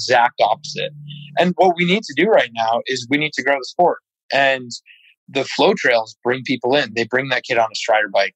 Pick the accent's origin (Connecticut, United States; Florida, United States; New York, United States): New York, United States; upstate; I grew up right in Plattekill Bike Park in upstate New York